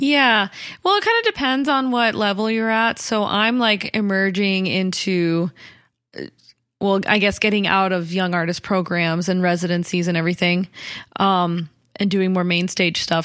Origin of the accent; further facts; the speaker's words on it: Colorado, United States; I grew up in Colorado